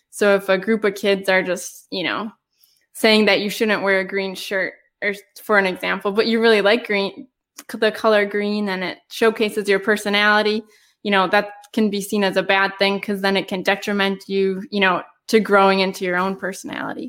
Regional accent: United States; growing up in America.

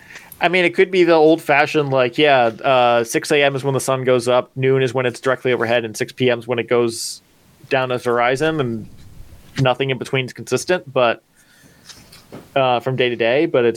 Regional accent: United States; Maybe I'm just too used to the 4th of July as an American

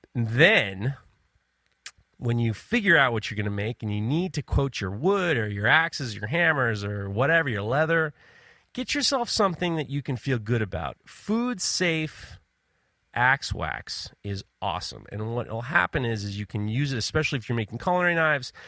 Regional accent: New York, United States; I'm from New York

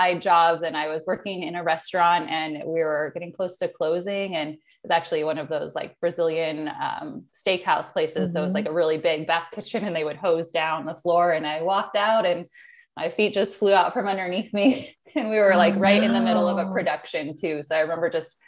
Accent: Chicagoland area, Illinois, United States; moved away as an adult; also born or lived in San Diego, California; now in Oceanside, United States; I grew up in Illinois, Chicagoland area, but really on the border of Illinois and Wisconsin. So cornfields, very rural area

